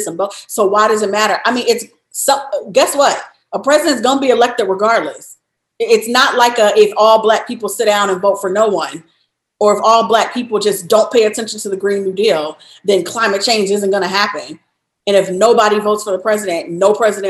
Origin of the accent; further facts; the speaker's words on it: Chicago, Illinois, United States; moved away; also born or lived in Louisiana / Texas / New York; born and raised in Chicago, then lived in Louisiana, lived in Texas, lived in New York.